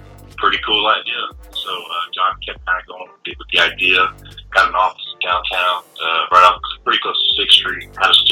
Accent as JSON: {"language": "English", "town": "Austin", "region": "Texas", "country": "United States", "said": "I'm from Austin, Texas."}